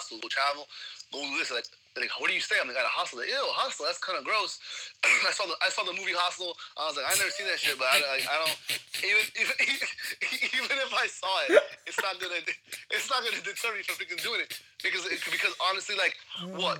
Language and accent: English; New York City, New York, United States; I'm from Jamaica, Queens